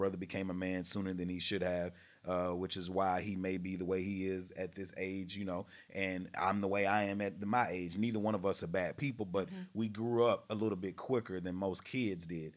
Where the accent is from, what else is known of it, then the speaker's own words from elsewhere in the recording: Texarkana, United States; I'm from Texarkana, the country